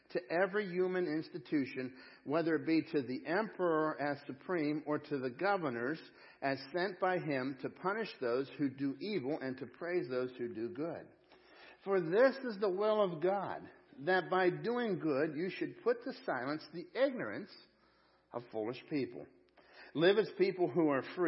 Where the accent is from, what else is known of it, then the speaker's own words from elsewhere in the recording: United States; I'm an American. Yeah, I have an American passport